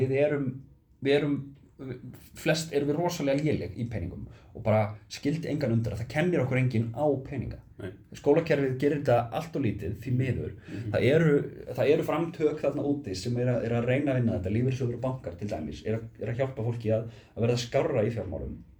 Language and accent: Icelandic; Iceland; ég er Íslendingur